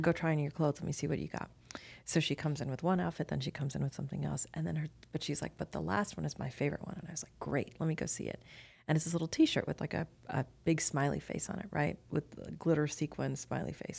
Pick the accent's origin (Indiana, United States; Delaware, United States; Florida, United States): Florida, United States; Miami; I'm ethnically Indian, but I was born and raised in Miami, Florida